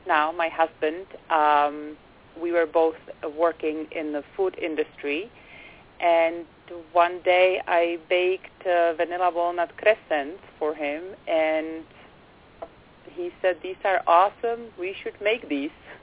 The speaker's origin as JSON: {"language": "English", "country": "Czechia", "moved": "yes", "lives_now": "Berkshires, Massachusetts, United States", "said": "Originally, I am from the Czech Republic, and I came here about 15 years ago, and I've moved to the Berkshires in Western"}